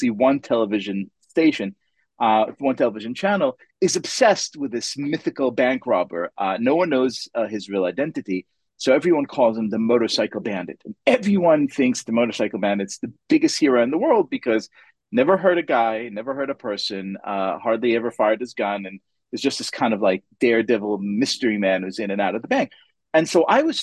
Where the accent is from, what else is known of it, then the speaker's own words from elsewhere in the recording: Israel; English is a second language; moved away; Growing up in Israel